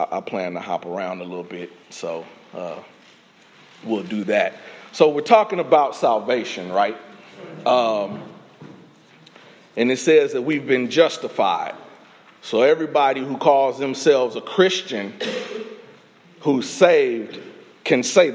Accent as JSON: {"language": "English", "town": "Indianapolis", "region": "Indiana", "country": "United States", "tie": "born or raised there", "also_born_or_lived": "Illinois", "moved": "as an adult", "lives_now": "Texas, United States", "said": "raised in Indiana"}